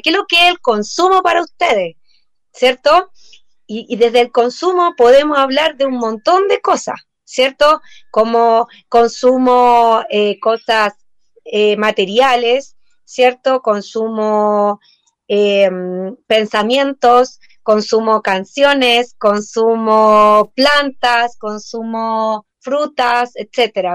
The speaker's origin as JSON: {"language": "Spanish", "country": "Chile", "said": "nosotros como sociedad chilena"}